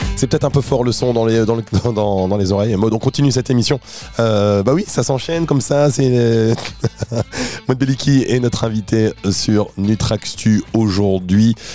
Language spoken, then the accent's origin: French; France; en France, hein, on est français, on aime bien le made in France